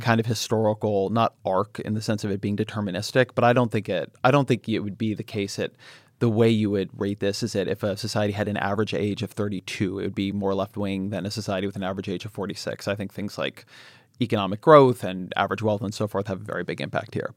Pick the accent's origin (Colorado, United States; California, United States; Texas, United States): California, United States; Irvine; I grew up in Southern California. I grew up in Irvine